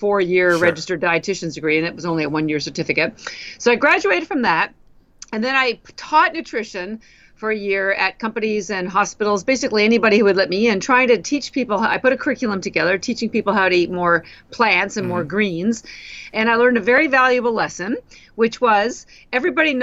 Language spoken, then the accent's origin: English; Canada; moved away as an adult; now in Boston, United States; I'm actually Canadian, but I've lived in Boston, Massachusetts for almost 33 years now